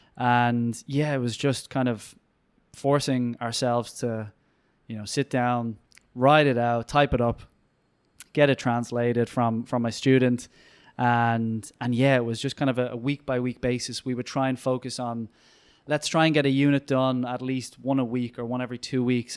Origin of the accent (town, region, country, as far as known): Ireland